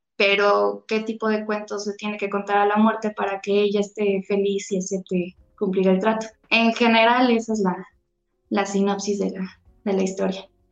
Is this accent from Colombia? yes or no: no; Xalapa, Veracruz, Mexico; moved away as an adult; also born or lived in Mexico City; yo soy de Jalapa, Veracruz. Eh, nací en Ciudad de México, toda mi familia es de Ciudad de México, pero yo crecí en Jalapa, Veracruz